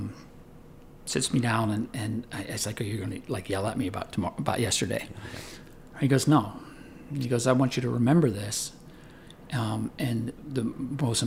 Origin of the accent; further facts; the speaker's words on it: Tarentum, Pennsylvania, United States; I grew up in a little town in Pennsylvania. It's called Tarentum